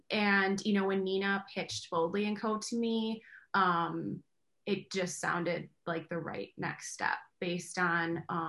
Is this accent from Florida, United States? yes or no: no; Kenosha, Wisconsin, United States; Well, as you all know by now, we are both from Kenosha